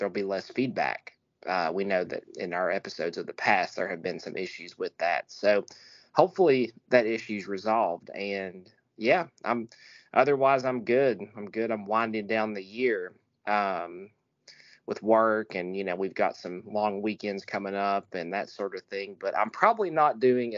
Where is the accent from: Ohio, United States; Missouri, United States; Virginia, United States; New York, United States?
Virginia, United States; Abingdon; my hometown, the same place I was born.